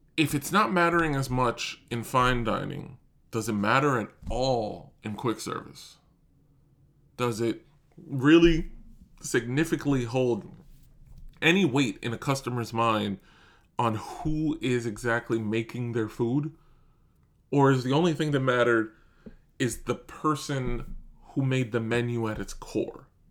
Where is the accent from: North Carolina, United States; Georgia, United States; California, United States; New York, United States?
New York, United States; I'm born and raised in New York